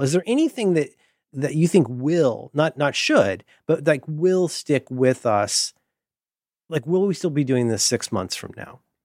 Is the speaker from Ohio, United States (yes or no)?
yes; Cincinnati, Ohio, United States; I'm from Cincinnati